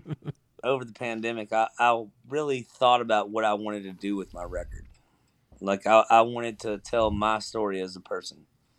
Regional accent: Georgia, United States; also born or lived in Kentucky; And I'm originally from Georgia. So I thought it was cool there because I spent a lot of summers in Georgia bouncing back and forth from Kentucky and Georgia back and forth.

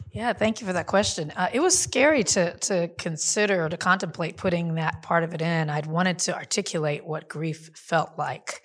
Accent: Compton, California, United States; I grew up in Compton

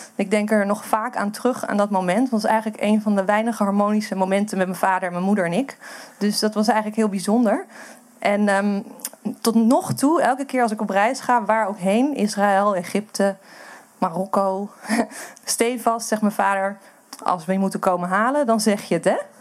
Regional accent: Amsterdam, North Holland, Netherlands; ik kom uit Amsterdam

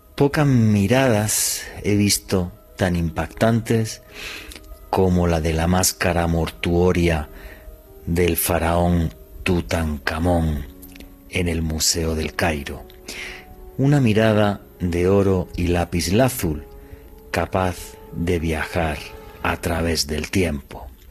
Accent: Granada, Andalusia, Spain; en la ciudad de Granada, en España, de donde soy

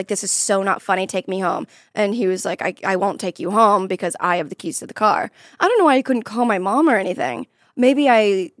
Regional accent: Florida, United States; because I'm from Florida. So everything was like in a tiny little box.

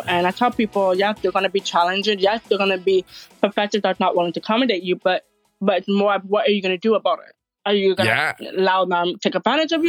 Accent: Toronto, Ontario, Canada; I started from Canada, Toronto.

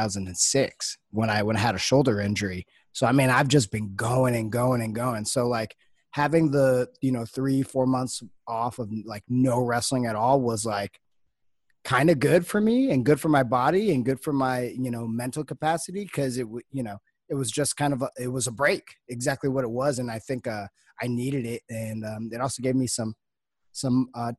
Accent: Los Angeles, California, United States; growing up in Los Angeles

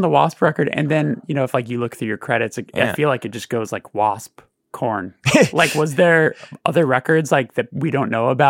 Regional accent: Burbank, California, United States; growing up in Burbank is so strange because it feels very devoid of culture.

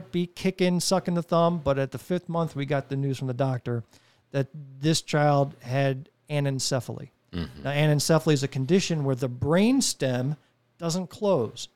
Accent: New Jersey, United States; now in South Carolina, United States; I grew up in New Jersey

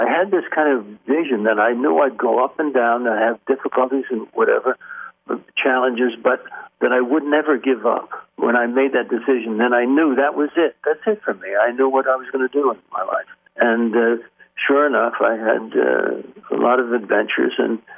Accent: Yonkers, New York, United States; I was a New York guy, yeah. I grew up in Yonkers

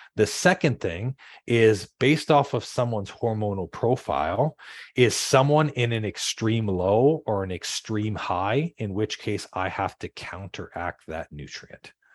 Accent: Canada; I'm from Canada

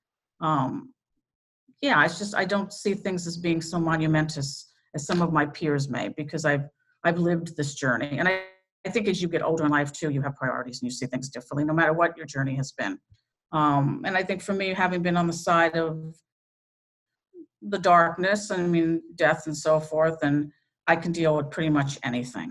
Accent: New York, United States; moved away as an adult; now in Connecticut, United States; I'm from New York, but I did my apprenticeship, as I said, in Connecticut

